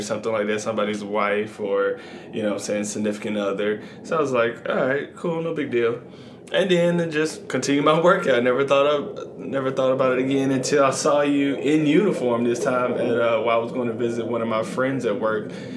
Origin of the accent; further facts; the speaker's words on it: Atlanta, Georgia, United States; moved away as an adult; also born or lived in San Antonio, Texas / Korea / Lakenheath, England; now in Las Vegas, United States; I'm born and raised in Atlanta, Georgia